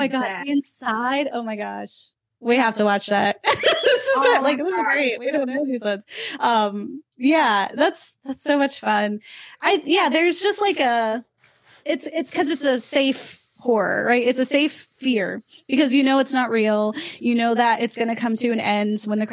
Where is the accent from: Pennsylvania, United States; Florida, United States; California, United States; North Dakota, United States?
Florida, United States; Ocala; now in Philadelphia, United States; We're in Philly now, but I grew up in Florida, not in the fun parts. I'm from Ocala.